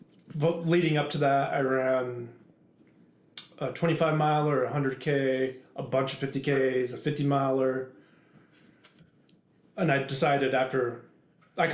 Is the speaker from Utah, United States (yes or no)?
yes; Salt Lake City, Utah, United States; moved away as an adult; also born or lived in Lafayette, Colorado; now in Rapid City, United States; I grew up in Salt Lake City, Utah. Lived there till 2004